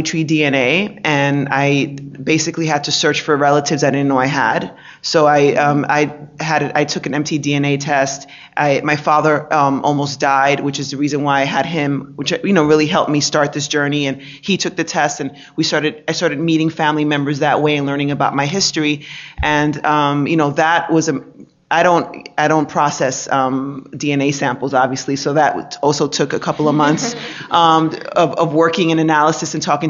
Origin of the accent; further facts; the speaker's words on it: New York City, New York, United States; also born or lived in Dominican Republic; I grew up in New York City, Dominican Republic, back in New York City